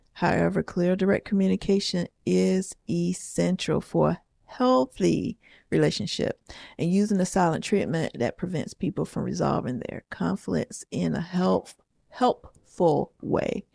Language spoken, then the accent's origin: English; the South, United States; I'm from the South